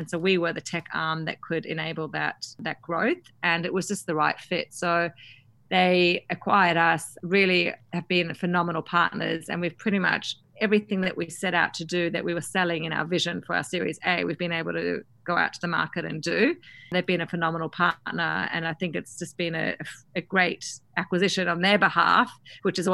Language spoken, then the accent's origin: English; Australia; accent: Aussie; moved away; being an Aussie founder